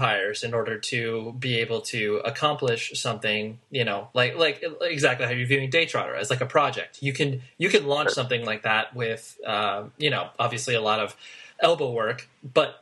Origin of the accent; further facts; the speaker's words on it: Southern California, United States; also born or lived in Las Vegas, Nevada; I was born in Las Vegas and spent most of my time in Southern California